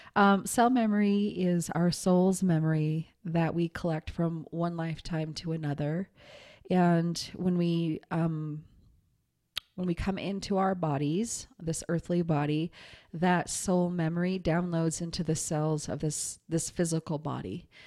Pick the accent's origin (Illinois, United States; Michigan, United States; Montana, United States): Montana, United States; I grew up in Montana.